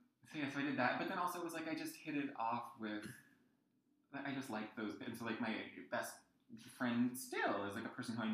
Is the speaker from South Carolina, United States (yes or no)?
no; New Jersey, United States; I grew up in the middle of New Jersey, which I always say I hope is not apparent from my accent.